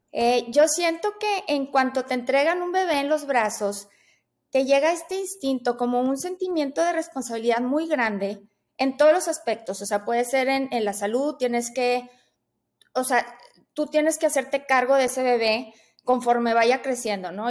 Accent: Monterrey, Nuevo León, Mexico; yo soy de Monterrey, yo aquí vivo

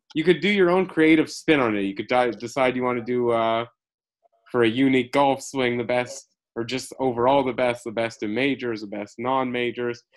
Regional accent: Montreal, Quebec, Canada; now in Toronto, Canada; I'm from Montreal

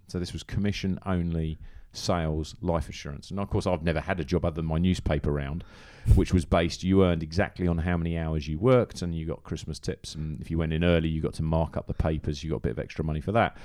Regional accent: Farnham, South East England, United Kingdom; also born or lived in Farnborough; now in Hong Kong; I was born in Farnborough, but my parents moved to Farnham when I was about two

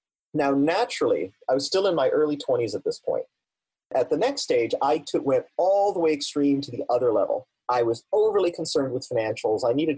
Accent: Germany; also born or lived in Italy; Well, as you know, I was born in Italy. I grew up on U.S. Army bases in Germany.

